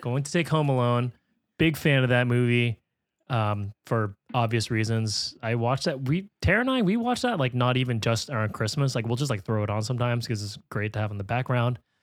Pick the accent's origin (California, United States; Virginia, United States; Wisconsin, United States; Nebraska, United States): California, United States; growing up in California, Spanish is like a requirement you have to take